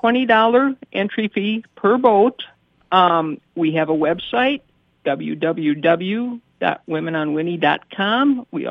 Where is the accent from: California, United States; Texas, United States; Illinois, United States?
Illinois, United States; accent: Chicago; I moved up here from Illinois in 1991.